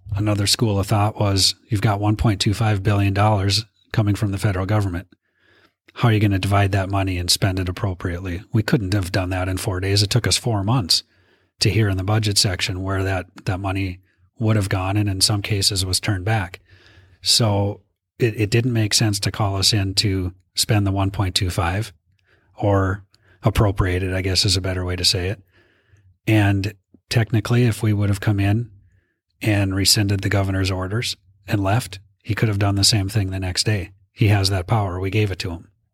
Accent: Minot, North Dakota, United States; I'm from, born and raised in Minot

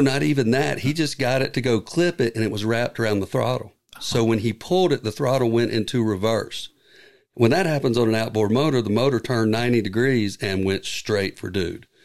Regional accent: United States; I'm from Carolina

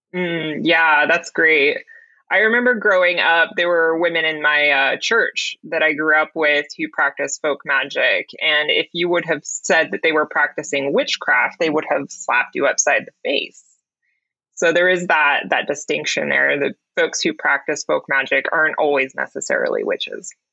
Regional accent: the South, United States; I grew up in the South

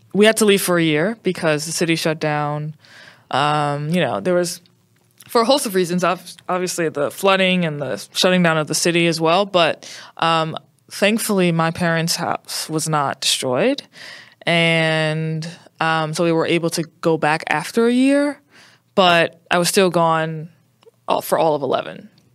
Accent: New Orleans, Louisiana, United States; I'm from New Orleans, Louisiana.

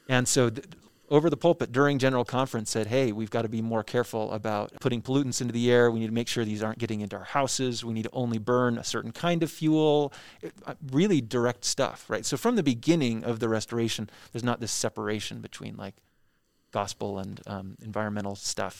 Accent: Orem, Utah, United States; also born or lived in Nashville, Tennessee; I was born in Nashville, Tennessee, but I actually grew up here ten minutes away from the Bean Museum in, uh, Orem, Utah

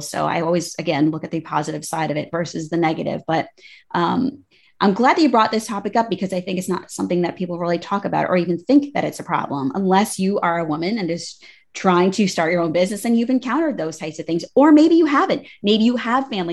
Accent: United States; I grew up right outside of New York

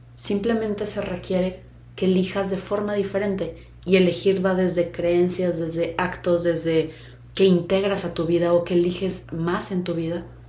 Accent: Mexico; mexicana, tal edad, mujer

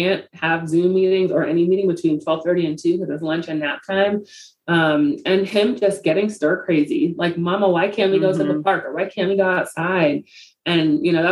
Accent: New York City, New York, United States; Growing up in the Bronx, I was a beneficiary of a lot of programs that helped inner city kids just see what's possible

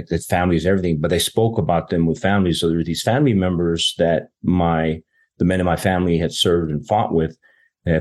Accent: Las Cruces, New Mexico, United States; moved away as an adult; I'm from southern New Mexico, a town. I grew up in Las Cruces, New Mexico

